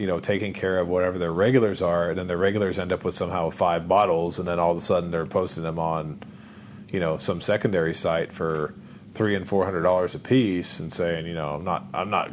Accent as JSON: {"language": "English", "region": "Ohio", "country": "United States", "tie": "born or raised there", "moved": "yes", "said": "I'm an Ohio boy and, you know, born and raised in Ohio"}